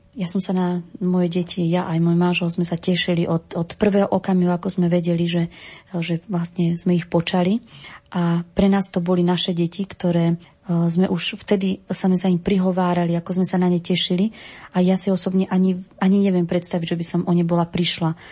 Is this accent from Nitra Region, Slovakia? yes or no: yes; Hontianske Trsťany, Nitra Region, Slovakia; v mojej rodnej obci, v obci, kde bývame vo farnosti Hontianskej Trstiany